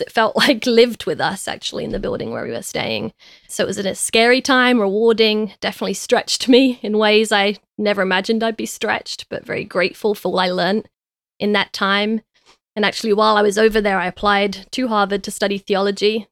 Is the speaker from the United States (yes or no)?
no; London, United Kingdom; I was raised in East London